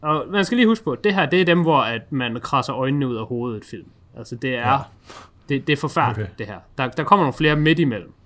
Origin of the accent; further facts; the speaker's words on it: Denmark; føler jeg som dansker